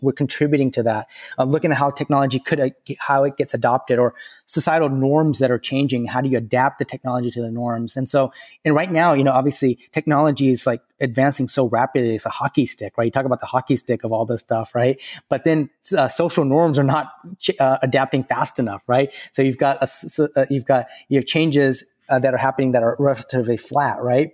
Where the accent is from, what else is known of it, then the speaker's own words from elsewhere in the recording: the South, United States; I grew up in the South